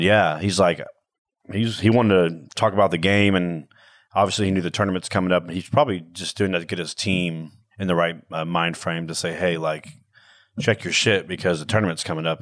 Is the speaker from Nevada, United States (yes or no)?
no; Houston, Texas, United States; I'm from Houston